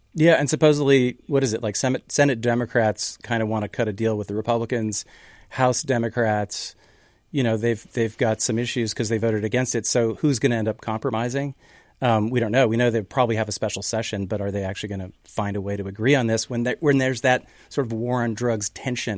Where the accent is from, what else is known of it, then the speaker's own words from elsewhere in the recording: Canada; now in Seattle, United States; I'm from Canada originally